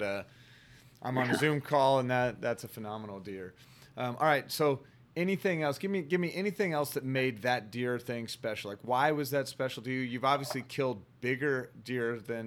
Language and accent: English; Oklahoma, United States; growing up in Oklahoma, I didn't do a whole lot of deer hunting